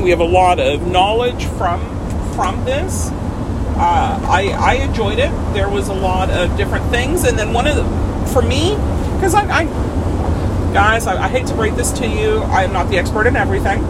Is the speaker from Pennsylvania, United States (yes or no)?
yes; Pittsburgh, Pennsylvania, United States; now in Florida, United States; I grew up in Pittsburgh, outside Pittsburgh. I grew up in the Allegheny Mountains.